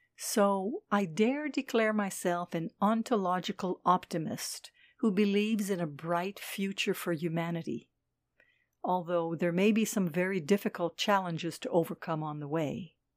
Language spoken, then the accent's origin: English; Switzerland; moved away as an adult; also born or lived in Dakar, Senegal; in my home country, Switzerland